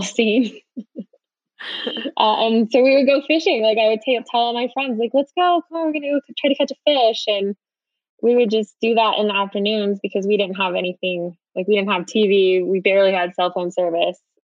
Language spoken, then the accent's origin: English; Belleville, Illinois, United States; moved away as an adult; I was born in Belleville, Illinois. So Midwest girl. And I didn't leave there until I turned 18.